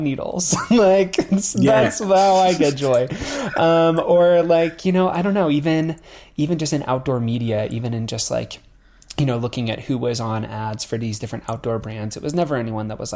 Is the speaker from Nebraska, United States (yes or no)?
yes; Nebraska, United States; I'm from Nebraska, so I'm from like rural America, and like growing up like in a town that's surrounded by like farmland